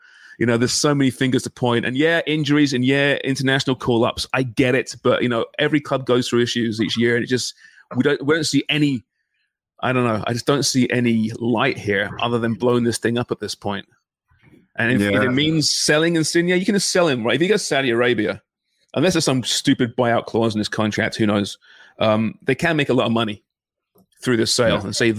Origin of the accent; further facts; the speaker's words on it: Canada; Jesus, it's tough being a Canadian soccer fan, throwing TFC.